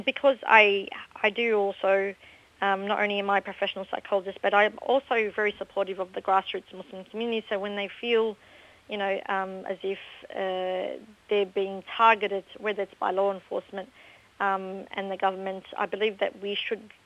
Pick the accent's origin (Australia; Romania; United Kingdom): Australia; I was born and raised in Australia. I went to school in Australia